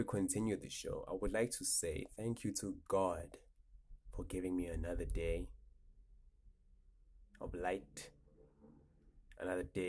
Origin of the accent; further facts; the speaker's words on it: Johannesburg, Gauteng, South Africa; I'm from Johannesburg. South Africa